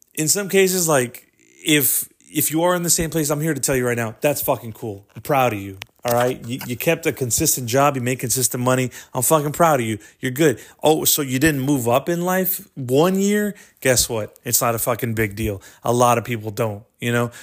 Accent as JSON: {"language": "English", "town": "Corpus Christi", "region": "Texas", "country": "United States", "said": "we're from, uh, Corpus Christi, Texas"}